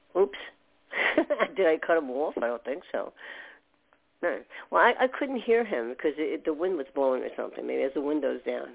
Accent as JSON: {"language": "English", "region": "New York", "country": "United States", "tie": "born or raised there", "said": "I was born in New York"}